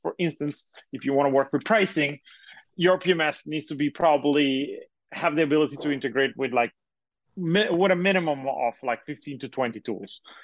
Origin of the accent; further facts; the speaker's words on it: Italy; now in United States; I'm originally from Europe, uh, from Italy, uh, to be more precise